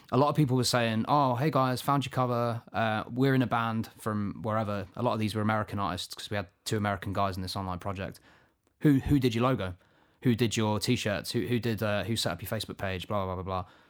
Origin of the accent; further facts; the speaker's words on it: Luton, East of England, United Kingdom; I'm not from Manchester myself, although I am, I am, uh, I was born here in Luton